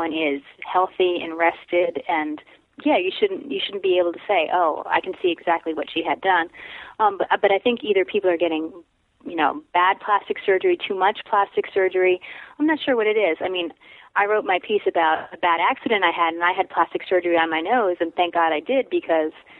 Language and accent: English; Madison, New Jersey, United States; moved away as an adult; also born or lived in New York City / Iowa; I grew up there, but I can't go back. So that's where I'm from